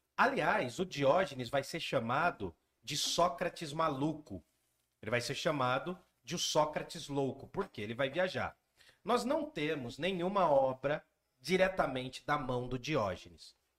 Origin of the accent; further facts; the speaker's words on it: Jundiaí, São Paulo, Brazil; A gente veio do Gandra, que a gente estudou numa escola aqui de Jundiaí